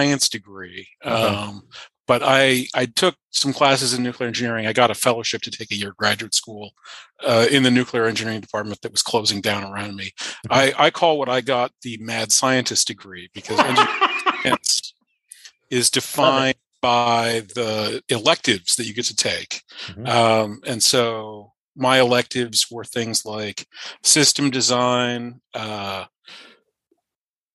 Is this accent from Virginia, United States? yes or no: yes; Charlottesville, Virginia, United States; I started at UVA while I was still in high school because it's my hometown